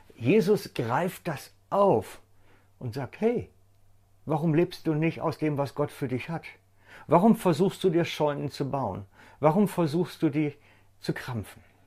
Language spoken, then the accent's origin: German; Germany; bei uns in Deutschland